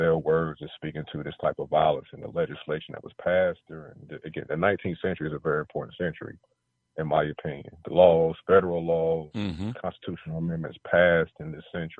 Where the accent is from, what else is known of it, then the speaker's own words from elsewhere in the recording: North Carolina, United States; moved away; I'm from North Carolina originally